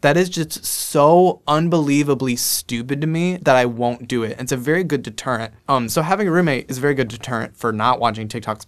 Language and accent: English; Scranton, Pennsylvania, United States; accent: Scranton; I'm from Scranton, Pennsylvania